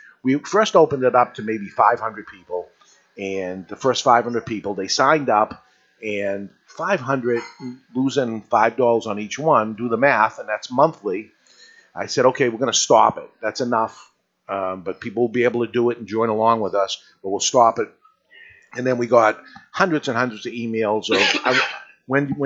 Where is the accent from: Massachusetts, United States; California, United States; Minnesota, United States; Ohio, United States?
Massachusetts, United States; Boston; accent: New England; Along with the New England accent, yes, we are up here. We're from the Boston area